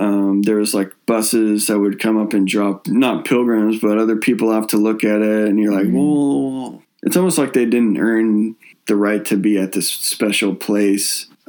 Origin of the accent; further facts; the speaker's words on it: Northern California, United States; Lake Shasta, which is one of the two lakes in my hometown in Northern California.